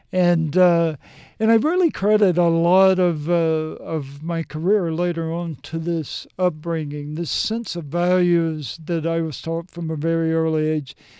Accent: Mississippi, United States; moved away as an adult; also born or lived in Tennessee / New Jersey; I grew up in Mississippi

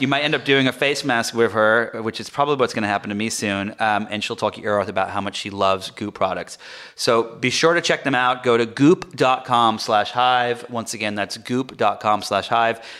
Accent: England, United Kingdom; moved away; also born or lived in France; I grew up in England and I lived in France for a little while

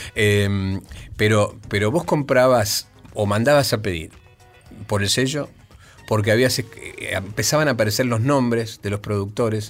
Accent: Argentina; nosotros somos argentinos

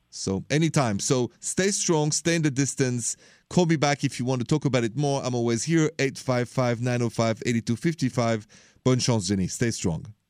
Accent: France; now in United States; I come from France, so it's a country of romance.

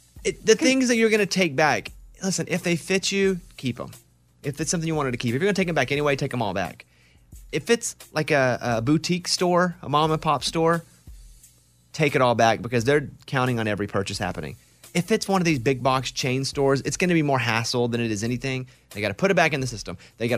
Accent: Arkansas, United States; how about I think it's acceptable because I'm from Arkansas?

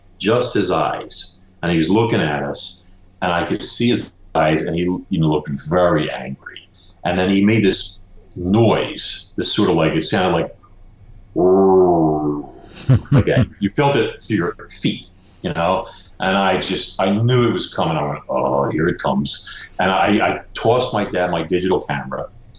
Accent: Brooklyn, New York, United States; You know, I'm from Brooklyn. You don't see a lot of alligators, you know, in Brooklyn and stuff.

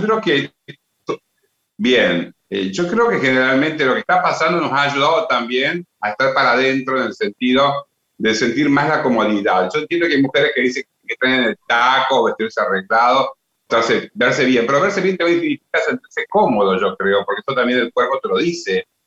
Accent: Salta, Argentina; yo soy salteño y creo que siempre tuve la vivencia de convivir con todo este tipo de artesanías y artesanos de mi provincia

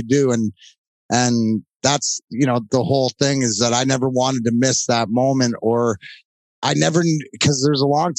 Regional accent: Leamington, Ontario, Canada; now in United States; I came from Leamington, Ontario. Right, I grew up with a bunch of guys that worked, you know, in the fields

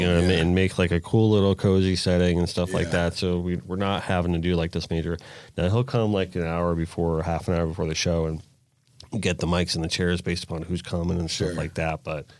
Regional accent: Rock Island, Florida, United States; I grew up in Kimberly, Rock Island.

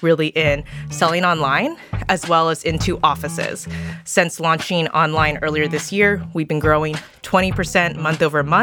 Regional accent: California, United States; I was born and raised in California

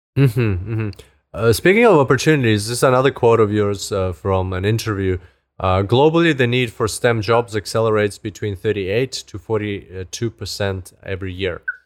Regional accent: Zimbabwe; moved away; I grew up in Africa, in, in Zimbabwe. So, but I haven't been back there for so long

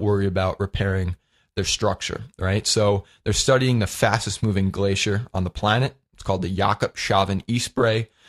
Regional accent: Lindenhurst, New York, United States; my hometown of Lindenhurst, Long Island

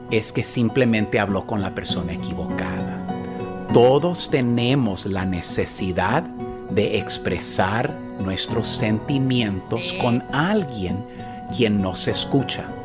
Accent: El Salvador; Del Salvador.

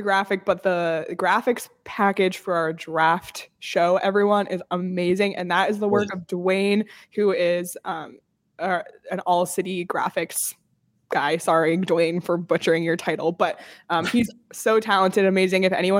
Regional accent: Canada; now in United States; As a Canadian, I can't even be mad because that was excellent and deserved. And as much as I am Canadian and from Canada, I'm also a longtime Arizona resident.

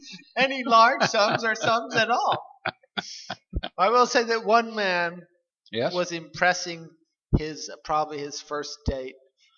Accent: Dearborn, Michigan, United States; born there; I was born in Dearborn. Let's get specific.

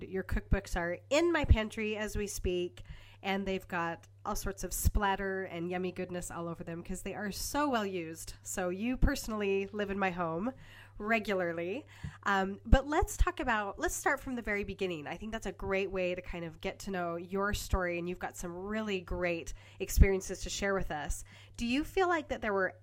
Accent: Logan, Utah, United States; born and raised in Logan, Utah, which I was too

